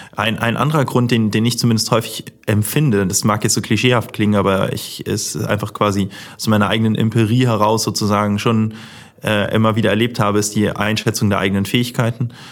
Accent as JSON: {"language": "German", "region": "Hamburg", "country": "Germany", "tie": "born or raised there", "said": "groß geworden bin ich dann in Harburg, das ist so eine Art Vorort"}